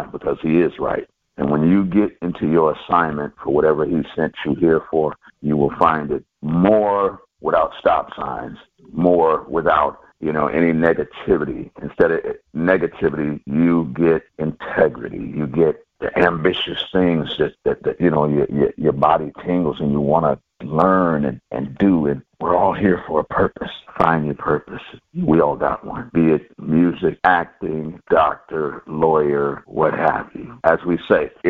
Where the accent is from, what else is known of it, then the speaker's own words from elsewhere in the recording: California, United States; I'm from Cali